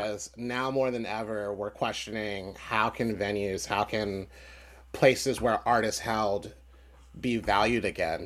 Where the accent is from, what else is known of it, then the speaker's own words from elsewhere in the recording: Philadelphia, Pennsylvania, United States; I was from Philly